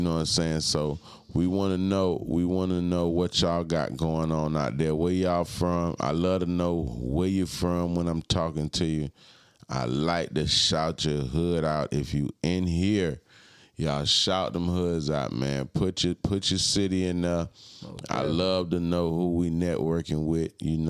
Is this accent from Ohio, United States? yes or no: yes; Cleveland, Ohio, United States; I'm from Cleveland. Cleveland, what they do? Salute to Cleveland.